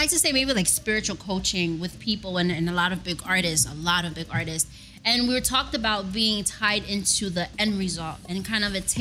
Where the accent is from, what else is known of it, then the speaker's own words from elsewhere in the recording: East Coast, United States; I'm from the East Coast.